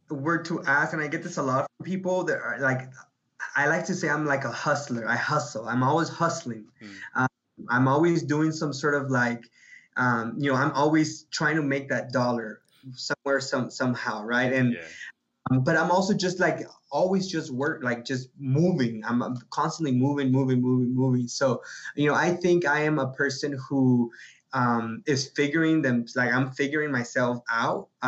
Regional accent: Guadalajara, Jalisco, Mexico; now in United States; Yeah, um, I was born in Guadalajara, Guadalajara, Mexico. Um, younger brother and I both my mom was born in Guadalajara we're all from Guadalajara we're Halicien-

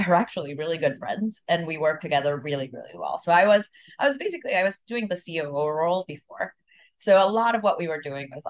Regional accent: El Salvador; moved away; also born or lived in Mexico; I'm from El Salvador

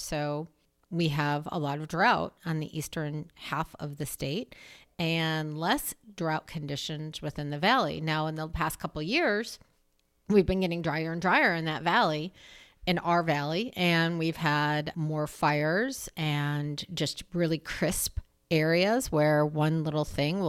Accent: Midwest, United States; now in Portland, United States; we grew up in the Midwest.

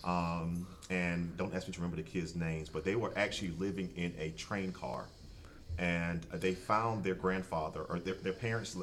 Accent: South Carolina, United States; moved away as an adult; also born or lived in Texas; now in Baltimore, United States; I'm from South Carolina

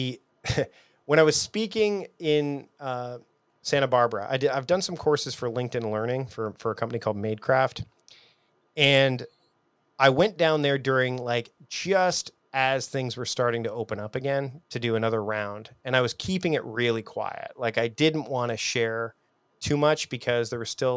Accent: Canada; I'm from Canada

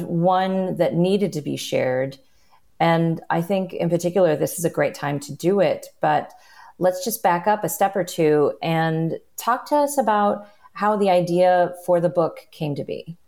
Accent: Chicago, Illinois, United States; I am also a Chicagoan

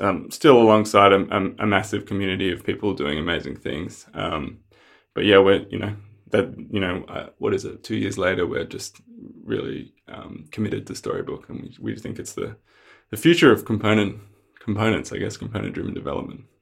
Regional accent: Australia; also born or lived in Melbourne; I'm from Australia, uh, live in Melbourne

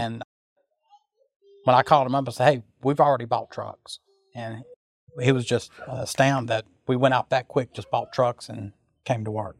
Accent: Sulphur, Louisiana, United States; I'm from Sulphur, Louisiana

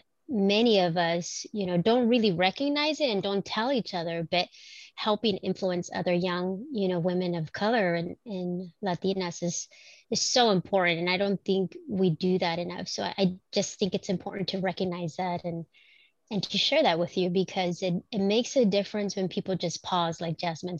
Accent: Watsonville, California, United States; also born or lived in Mexico; I grew up in Watsonville

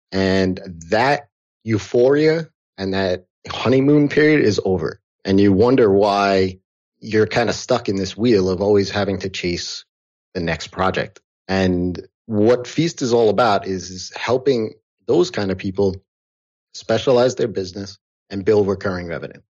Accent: outside of New York, United States; I grew up here in outside of New York. I've lived in New York City

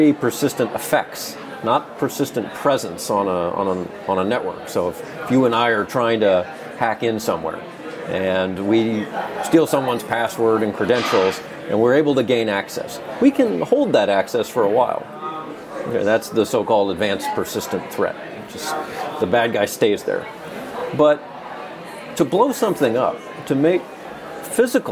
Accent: Southern California, United States; growing up in Southern California

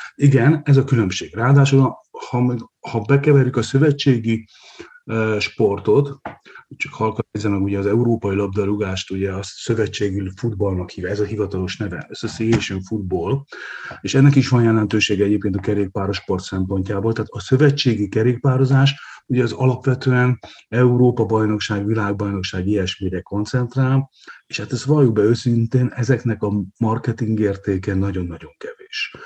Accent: Hungary; én ugyan félig vidéken élek, Balaton partján születtem

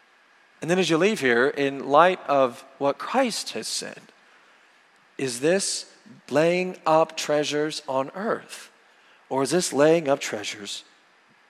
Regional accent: Oklahoma, United States; where I grew up in Oklahoma

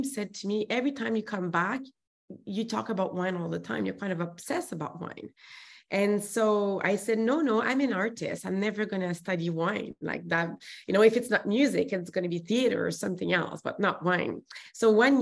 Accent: Montreal, Quebec, Canada; accent: French; English is a second language; moved away as an adult; now in Vancouver, Canada; And I'm from Montreal, as you can hear, the accent, there's a French accent there. And so I moved to Vancouver when I was 21

